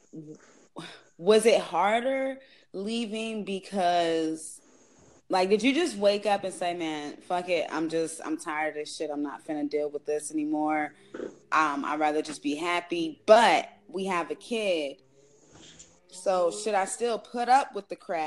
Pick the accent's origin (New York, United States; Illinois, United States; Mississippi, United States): Illinois, United States; Chicago; also born or lived in Atlanta, Georgia; now in Madison, United States; I am originally from Chicago, Illinois.